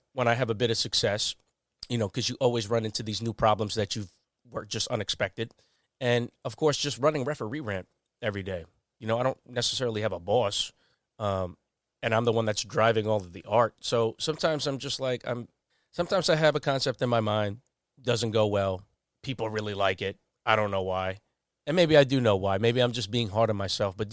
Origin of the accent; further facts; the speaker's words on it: Long Island, New York, United States; I was just from Long Island